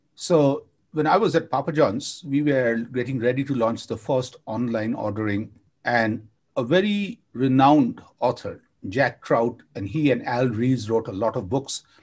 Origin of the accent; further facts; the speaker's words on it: India; I grew up in India with my grandma